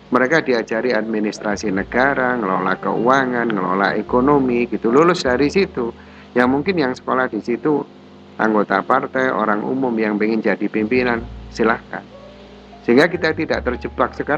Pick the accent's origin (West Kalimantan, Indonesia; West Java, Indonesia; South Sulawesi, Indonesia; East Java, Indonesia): East Java, Indonesia; Malang; maka lah aku sebagai arek Malang, nasionalisme saya sebagai anak Malang